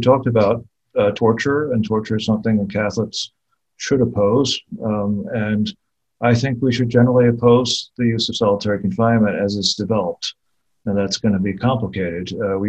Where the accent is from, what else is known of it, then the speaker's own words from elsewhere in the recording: Australia; And the first thing we should say is that it is Australia. And as the Australian, very few countries really have our kind of solitary confinement regimen.